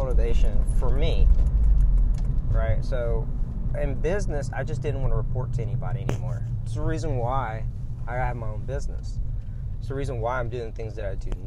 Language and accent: English; Louisiana, United States; now in Florida, United States; I'm from Louisiana